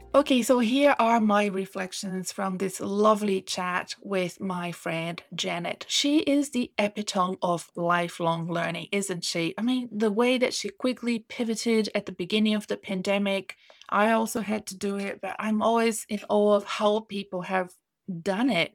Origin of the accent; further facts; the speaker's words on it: Brazil; moved away; back in my home country I, i'm from brazil